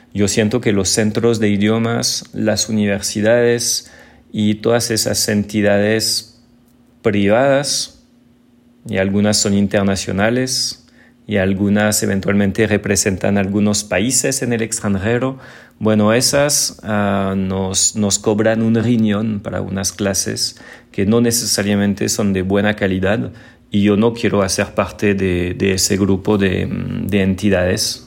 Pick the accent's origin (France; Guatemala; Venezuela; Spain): France; Spanish is a second language; moved away as an adult; now in Colombia; el francés tóxico